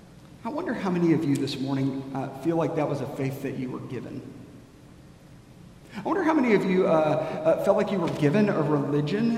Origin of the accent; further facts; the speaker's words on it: United States; we as American Christians